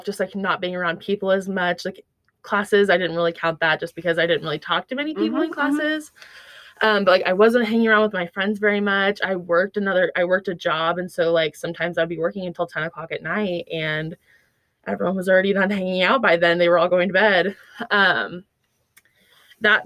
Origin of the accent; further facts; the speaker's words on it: Bartlesville, Oklahoma, United States; moved away as an adult; now in Fayetteville, United States; I'm from Bartlesville, Oklahoma